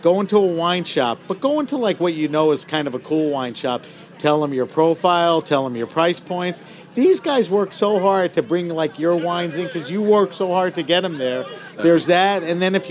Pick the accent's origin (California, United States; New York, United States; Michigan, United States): New York, United States; I'm from New York.